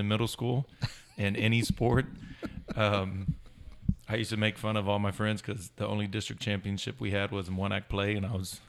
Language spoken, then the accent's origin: English; Devine, Texas, United States; I, was born and raised in Divine.